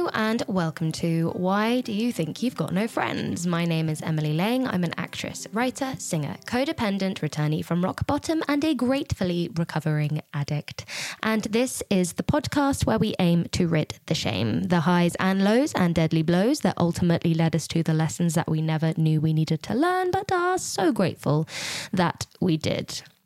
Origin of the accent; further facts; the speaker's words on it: Gloucestershire, South West England, United Kingdom; we are in Gloucestershire in 2016, which is actually my my hometown. Um, that's where that's where I was brought up.